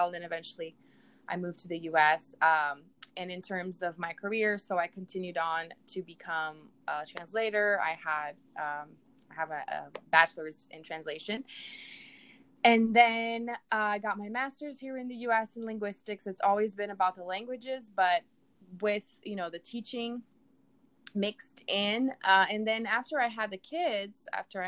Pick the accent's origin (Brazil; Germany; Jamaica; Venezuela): Brazil; English is a second language; moved away as an adult; now in United States; I'm from Brazil. I was born and raised down there.